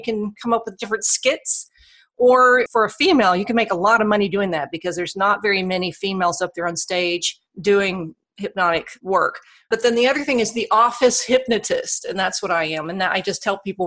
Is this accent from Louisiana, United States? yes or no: yes; Alexandria, Louisiana, United States; I fell into radio broadcasting in my hometown of Alexandria, Louisiana